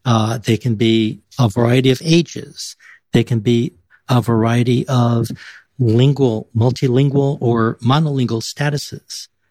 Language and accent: English; San Antonio, Texas, United States; I was born and raised in San Antonio, Texas, on the west side